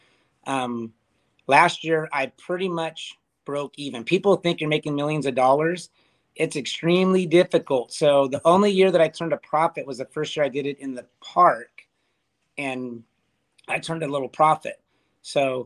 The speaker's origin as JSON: {"language": "English", "town": "Ventura", "region": "California", "country": "United States", "said": "I'm from Ventura"}